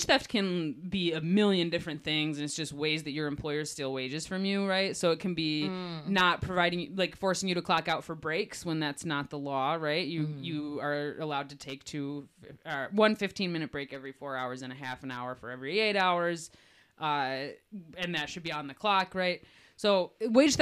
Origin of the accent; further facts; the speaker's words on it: Detroit, Michigan, United States; I am here from Detroit